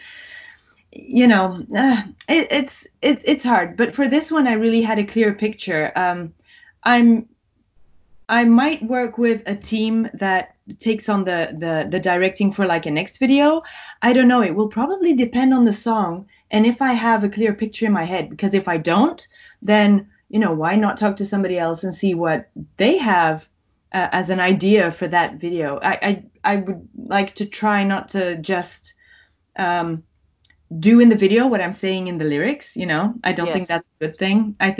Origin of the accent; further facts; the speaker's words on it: Greece; English is a second language; also born or lived in Belgium; Actually, I didn't grow up in Belgium. That's the interesting thing. I moved to Greece with my parents because they went there for work, and I went to a British embassy school.